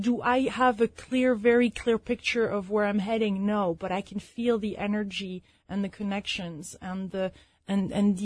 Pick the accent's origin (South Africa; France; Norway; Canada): France; moved away; also born or lived in London / Chicago; I'm originally from France